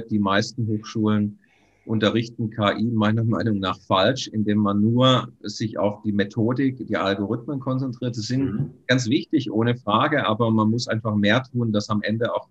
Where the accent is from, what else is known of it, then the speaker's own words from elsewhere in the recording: Baden-Württemberg, Germany; Also ich komme ursprünglich aus Baden-Württemberg.